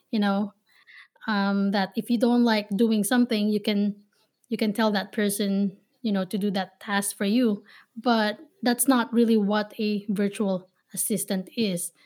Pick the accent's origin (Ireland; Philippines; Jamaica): Philippines; Manila, Metro Manila; now in Ohio, United States; I was born and raised in Manila, Philippines. So, I am a Filipina based here in Ohio